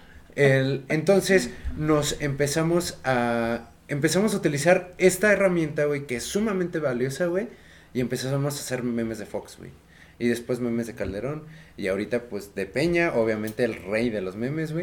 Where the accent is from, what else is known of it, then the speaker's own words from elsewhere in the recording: Mexico; como mexicanos